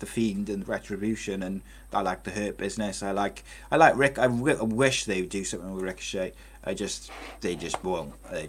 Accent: Wales, United Kingdom; I'm a Welshman

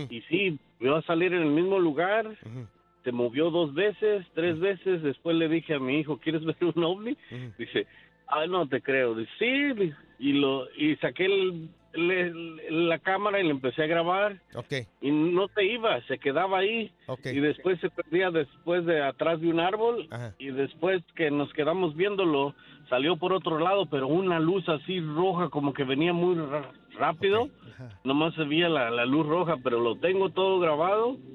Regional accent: Mexico; mi niño como yo soy mexicano y mi esposa es americana, mi hijo habla más inglés.

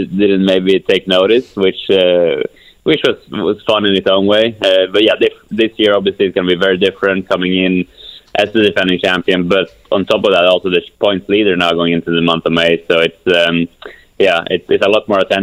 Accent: Kumla, Örebro County, Sweden; moved away; my hometown of Kumla, Sweden.

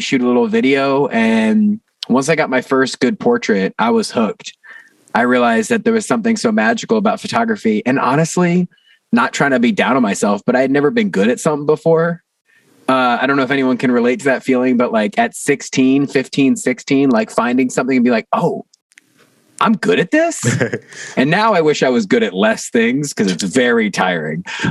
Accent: Newport News, Virginia, United States; moved away as an adult; now in Baltimore, United States; I'm from Newport News, Virginia. It's somewhere between Virginia Beach and Richmond.

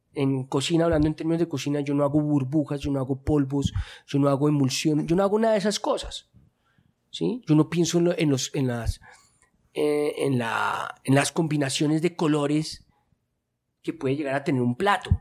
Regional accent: Colombia; mi cultura en la que yo crecí, que es acá en Colombia

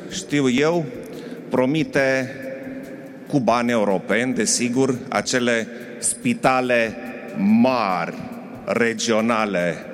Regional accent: Oltenia, Romania; sunt un oltean cu oltenii mei și împreună, dragii mei, ne dorim mai mult. Noi, aici, din Oltenia, ne dorim o țară europeană

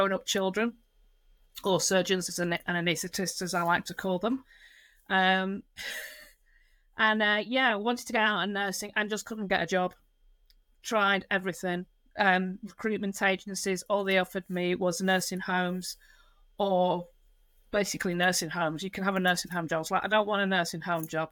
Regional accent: Lancashire, near Blackpool, North West England, United Kingdom; moved away; I am originally from Lancashire in the UK, which near a town called Blackpool

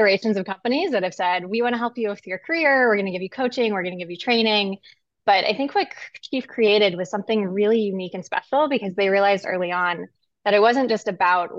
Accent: Pekin, Illinois, United States; I grew up in Pekin, Illinois, which is about in the center of the state, surrounded by farmland on all sides.

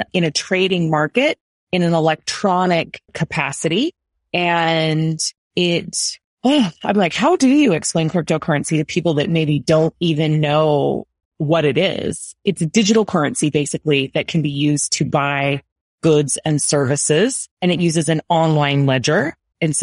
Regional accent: United States; I'm American

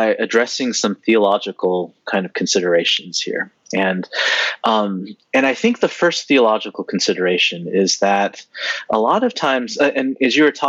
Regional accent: San Jose, California, United States; I grew up in Northern California

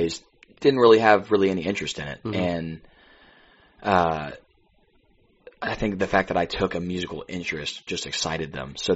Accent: Bible Belt, Southern United States, United States; now in Nashville, United States; I'm from the Bible Belt

